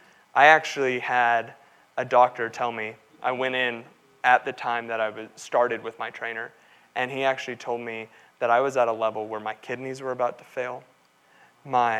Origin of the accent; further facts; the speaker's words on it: Texas, United States; growing up in Texas playing football, I was 6'4", 300 pounds.